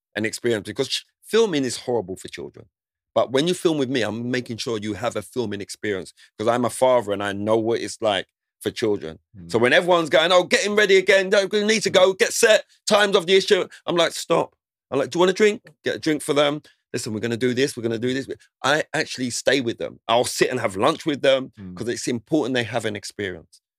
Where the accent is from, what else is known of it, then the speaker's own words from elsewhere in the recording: London, United Kingdom; growing up in Southeast London in Lewisham